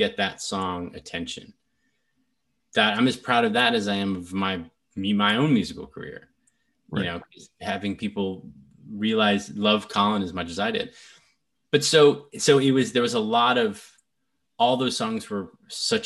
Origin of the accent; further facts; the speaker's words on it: Nashville, Tennessee, United States; I grew up in Nashville, Tennessee